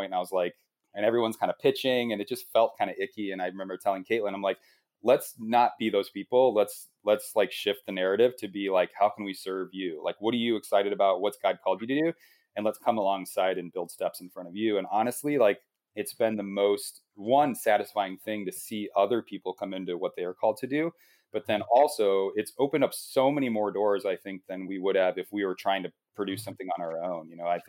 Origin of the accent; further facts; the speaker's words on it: Midwest, United States; you know, we came from the Midwest where it's like you're part of like a small group at church on Wednesday night.